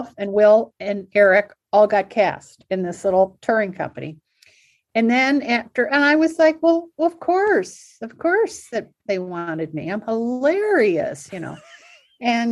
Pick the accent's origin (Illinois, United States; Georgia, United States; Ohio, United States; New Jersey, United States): Ohio, United States; Cleveland; moved away as an adult; also born or lived in Chicago; I grew up in Cleveland.